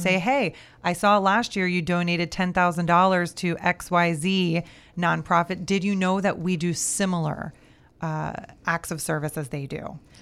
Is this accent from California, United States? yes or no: no; Miami, Florida, United States; I'm born and raised in Miami